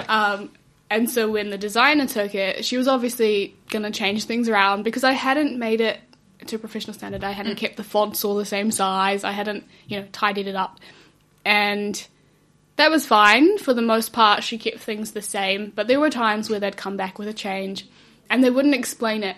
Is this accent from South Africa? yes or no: yes; South Africa; moved away; we come from South Africa